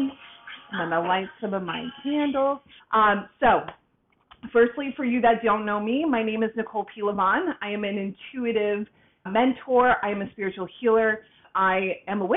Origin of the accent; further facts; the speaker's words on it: Boston, Massachusetts, United States; now in Tampa, United States; I was born and raised in Boston, Massachusetts, right on the outskirts, and I moved down to Tampa, Florida